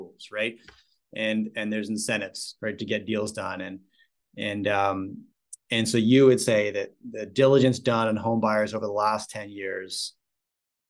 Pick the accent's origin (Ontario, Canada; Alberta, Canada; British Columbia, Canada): British Columbia, Canada; Vancouver; I grew up in Vancouver, British Columbia